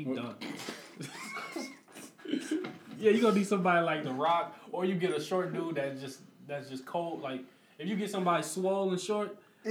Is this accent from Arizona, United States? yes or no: no; Peoria, Illinois, United States; I'm from here